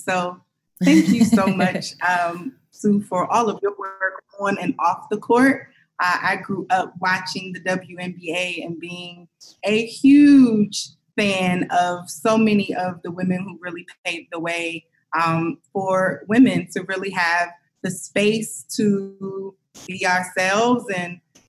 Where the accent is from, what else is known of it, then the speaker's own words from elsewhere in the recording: Columbus, Ohio, United States; growing up in Ohio, growing up in Columbus, the 614 is where I'm from.